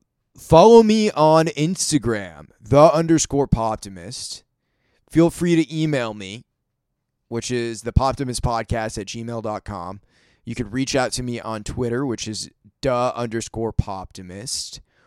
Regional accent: Maine, United States; now in Nashville, United States; we grew up together in Maine

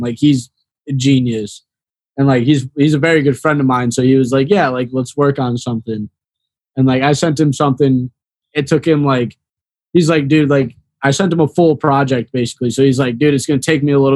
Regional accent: the Chicagoland area, Northwest Indiana, United States; moved away as an adult; now in Florida, United States; I'm from Northwest Indiana, the Chicagoland area

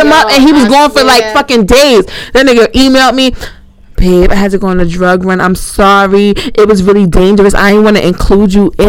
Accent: Jersey City, New Jersey, United States; I'm from Jersey City. I'm from Chilltown. It's 201.

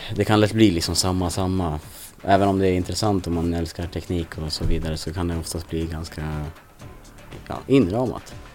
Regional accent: western Jämtland mountains, Sweden; now in Stockholm, Sweden; kommer från västra Jämtlands fjälltrakter från början

